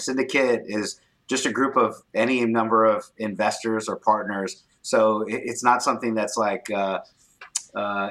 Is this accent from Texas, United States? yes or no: yes; Corpus Christi, Texas, United States; now in San Antonio, United States; I grew up in Corpus Christi, Texas, so near the beach. And now I live in San Antonio, Texas